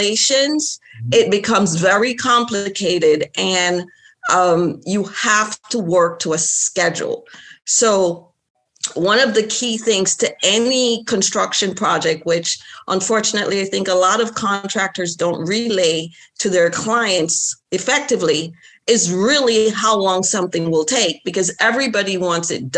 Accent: Jamaica; moved away; also born or lived in Florida; my background, like I'm from Jamaica

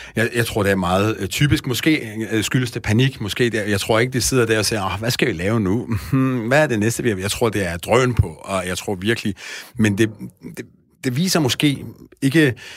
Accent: Iran; now in Denmark; jeg er oprindeligt fra Iran

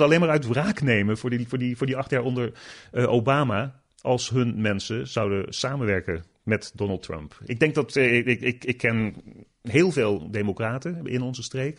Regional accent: Netherlands; moved away as an adult; now in United States; als Nederlander

